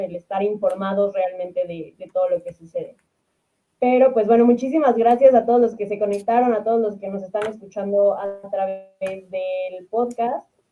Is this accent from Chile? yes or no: no; Mexico; nosotros eh, pues, como mexicanos, ciudadanos, clase media